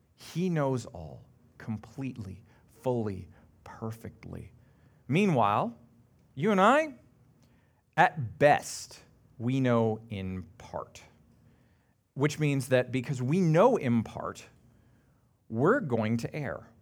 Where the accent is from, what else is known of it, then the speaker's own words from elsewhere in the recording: Canada; being very Canadian